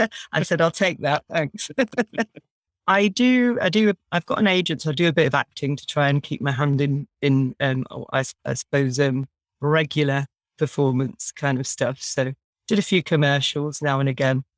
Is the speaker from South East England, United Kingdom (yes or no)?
yes; Brighton, South East England, United Kingdom; I was brought up in Brighton